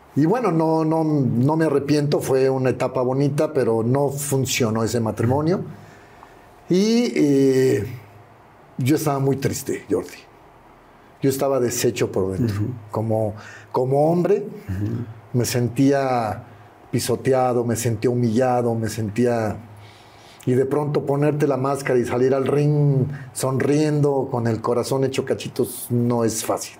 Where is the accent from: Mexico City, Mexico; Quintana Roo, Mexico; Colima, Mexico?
Mexico City, Mexico; mi primera casa fue en la, colonia Country Club Churubusco, ah, cerquita de los estudios